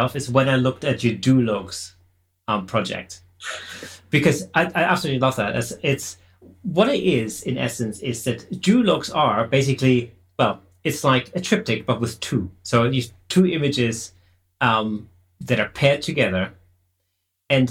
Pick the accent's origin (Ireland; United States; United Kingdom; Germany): Germany; near Stuttgart, Baden-Württemberg; moved away; I'm originally from Germany